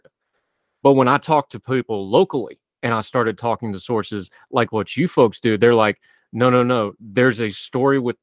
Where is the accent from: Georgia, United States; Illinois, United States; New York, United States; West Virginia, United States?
West Virginia, United States; in my home state, even as non-racially diverse as West Virginia can be